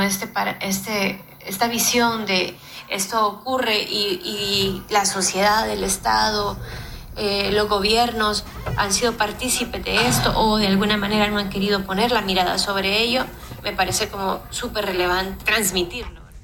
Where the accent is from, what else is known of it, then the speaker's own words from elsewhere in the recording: El Salvador; yo soy salvadoreña